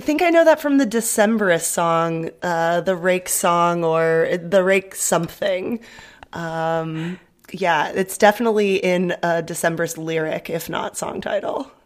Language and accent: English; San Diego, California, United States; moved away as an adult; now in Berlin, Germany; growing up in San Diego